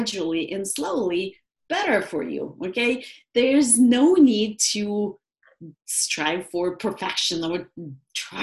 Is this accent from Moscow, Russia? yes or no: yes; Moscow, Russia; moved away; I'm originally from Russia, from Moscow, and I grew up really with a very strong orientation toward natural health